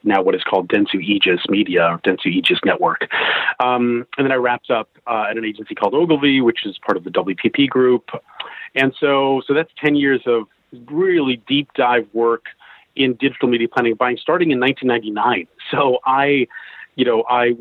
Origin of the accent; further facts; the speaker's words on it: United States; accent: American twang; moved away as an adult; also born or lived in Seattle; now in London, United Kingdom; I'm an American living in London. I've been living in London for about 20 years. I moved here from Seattle